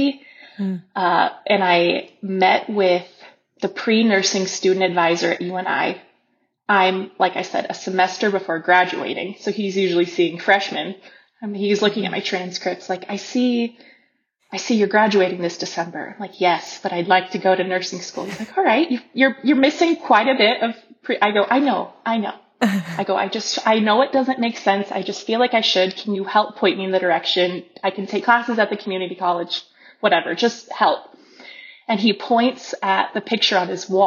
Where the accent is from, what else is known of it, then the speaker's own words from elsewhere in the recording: Carroll, Iowa, United States; moved away as an adult; now in Guatemala; I am from Carroll, Iowa, Western Iowa. I have two brothers, Jordan